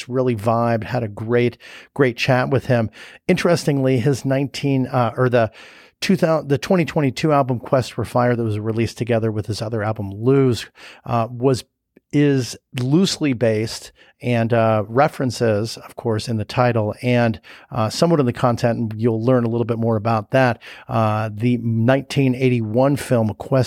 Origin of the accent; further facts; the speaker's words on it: Chicago, Illinois, United States; we're both from Chicago